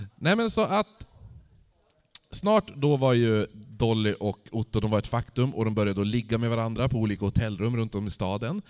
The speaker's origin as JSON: {"language": "Swedish", "town": "Holmsund", "region": "Västerbotten County", "country": "Sweden", "said": "jag är från Holmsund"}